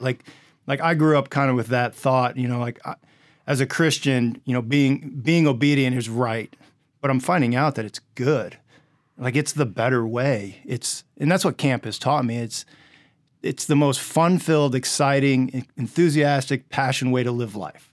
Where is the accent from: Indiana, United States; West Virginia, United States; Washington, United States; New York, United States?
Indiana, United States; I grew up in Indiana